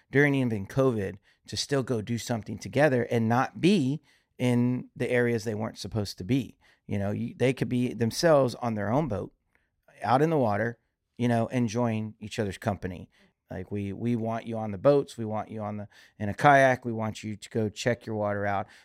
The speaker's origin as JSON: {"language": "English", "region": "Louisiana", "country": "United States", "tie": "born or raised there", "also_born_or_lived": "Key Largo", "said": "I was born here in Louisiana, but I I, also grew up in Key Largo, Florida"}